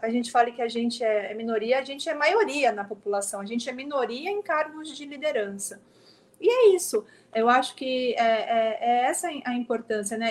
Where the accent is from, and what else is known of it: São Vicente, São Paulo, Brazil; born or raised there; moved away as an adult; now in São Paulo, Brazil